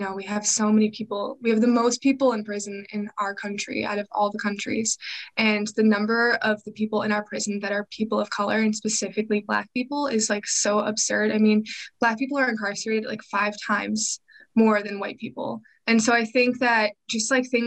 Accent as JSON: {"language": "English", "town": "Chicago", "region": "Illinois", "country": "United States", "said": "I am from the Chicagoland area and I'm still currently living there"}